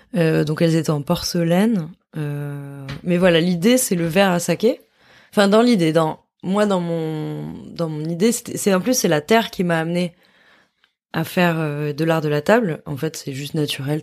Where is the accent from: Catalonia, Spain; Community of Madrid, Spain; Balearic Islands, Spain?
Catalonia, Spain; between Girona and Barcelona; entre Gérone et Barcelone, qui est là d'où je viens. En fait, je suis catalane